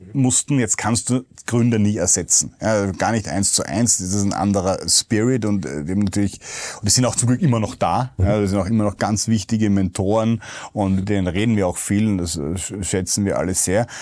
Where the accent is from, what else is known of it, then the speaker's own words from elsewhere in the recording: Vienna, Austria; als Wiener